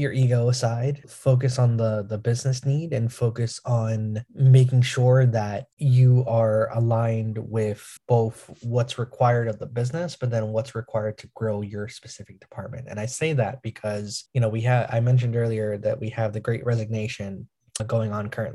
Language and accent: English; New York, United States; I'm from New York